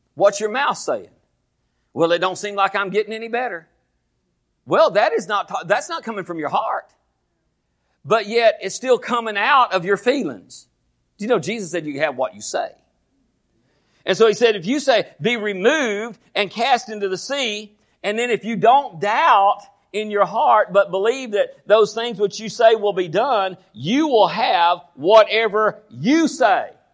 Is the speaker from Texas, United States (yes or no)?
yes; Groesbeck, Texas, United States; I was born here in Groesbeck